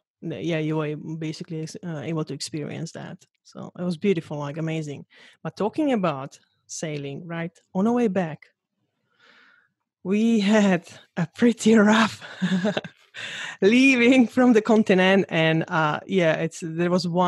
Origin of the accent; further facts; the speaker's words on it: Slovakia; I'm from Slovakia, so it's we don't have sea